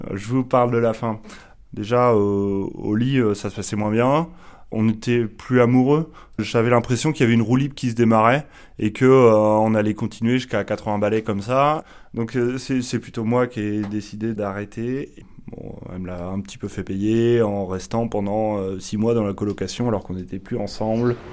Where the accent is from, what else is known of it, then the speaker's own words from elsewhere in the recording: Pays de la Loire, France; now in Paris, France; je viens euh, des Pays de la Loire, maintenant je travaille à Paris